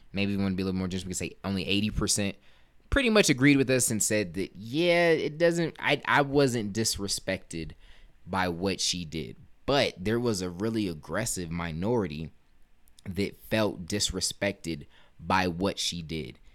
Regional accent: United States; showing my pride as an American

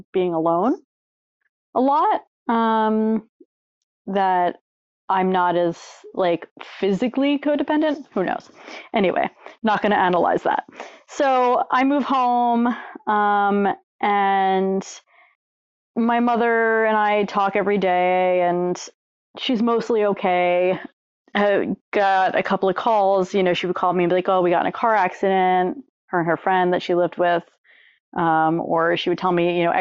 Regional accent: Long Island, New York, United States; I grew up on Long Island, New York

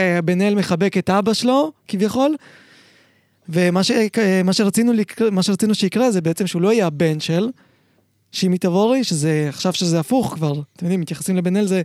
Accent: Israel; also born or lived in Uzbekistan; זה היה, עוד לא היה בארץ, זה היה באוזבקיסטן, איפה שנולדתי

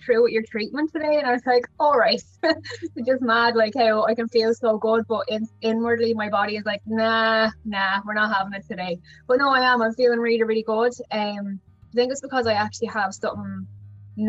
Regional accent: Wexford, Leinster, Ireland; I'm from Wexford

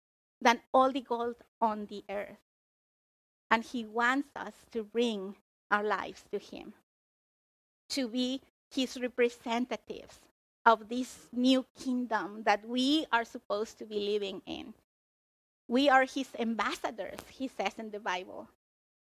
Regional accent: Mexico; now in United States; originally I was born in Mexico.

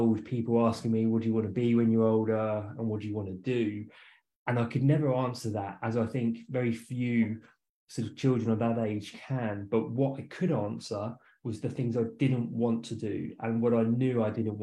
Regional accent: west of London, South East England, United Kingdom; moved away; I'm from England. So I was born and raised not too far from London. So about 45, 50 minutes just west of London

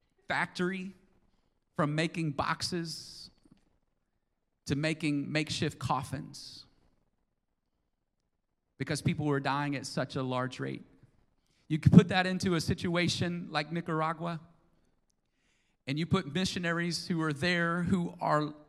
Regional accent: United States; as American citizens

